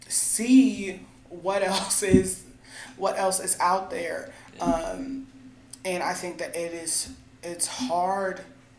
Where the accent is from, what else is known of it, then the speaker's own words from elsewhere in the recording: Alaska, United States; born there; I was born in Alaska.